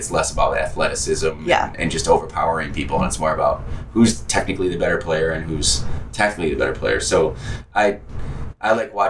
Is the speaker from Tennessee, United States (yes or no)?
no; Detroit, Michigan, United States; If there was a Detroit MLS team, I'd have a vested interest.